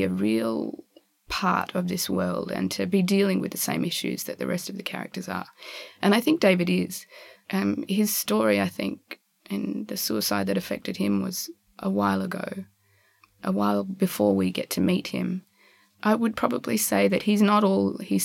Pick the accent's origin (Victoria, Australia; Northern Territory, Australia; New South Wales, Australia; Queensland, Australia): Northern Territory, Australia; Darwin; also born or lived in eastern states of Australia; now in eastern states, Australia; I was born in Darwin and go back there all the time because my family's there.